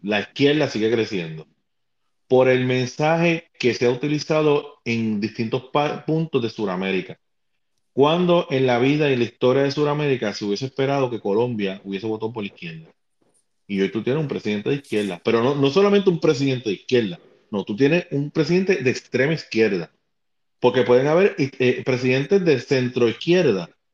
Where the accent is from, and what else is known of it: Puerto Rico